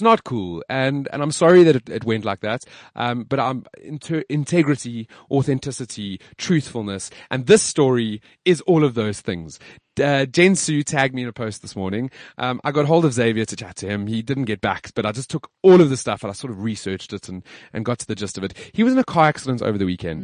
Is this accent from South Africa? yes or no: yes; South Africa; I'm proudly South African